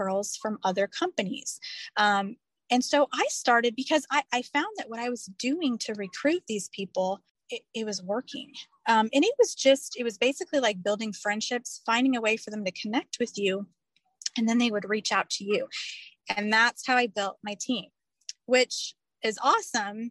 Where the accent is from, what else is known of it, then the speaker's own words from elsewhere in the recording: Indiana, United States; now in Alabama, United States; I live in Alabama now. I'm originally from Indiana